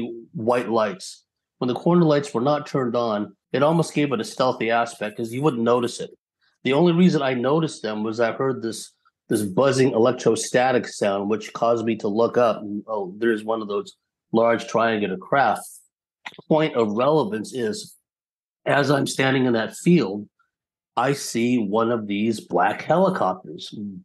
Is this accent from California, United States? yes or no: yes; San Jose, California, United States; now in San Diego, United States; I'd gone to the field of my fifth grade elementary school in San Jose, California